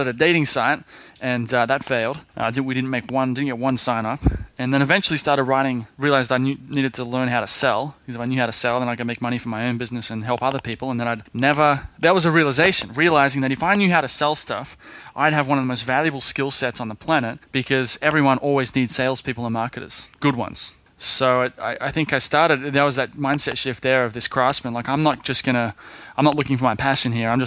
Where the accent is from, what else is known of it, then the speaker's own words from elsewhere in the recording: Sydney, New South Wales, Australia; when I was in Sydney, I grew up in Sydney